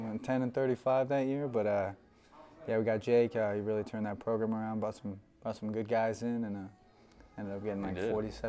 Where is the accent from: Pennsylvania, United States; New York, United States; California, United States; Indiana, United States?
California, United States; Rocklin; also born or lived in Bay Area, California; I'm from Rockland, California. Moved there when I was about one. Started off at good old Twin Oaks Elementary up to Granite Oaks, and then Rockland High School.